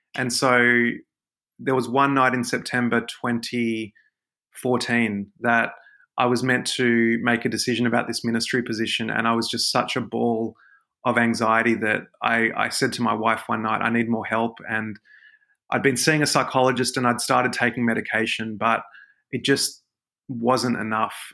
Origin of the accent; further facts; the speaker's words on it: Sydney, New South Wales, Australia; I'm a Sydney guy. I'm, I'm Aussie, uh, Sydney born and bred